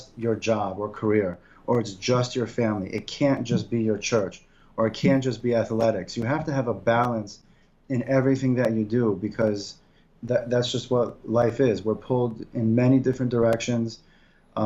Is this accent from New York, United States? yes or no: yes; Syracuse, New York, United States; Growing up in Syracuse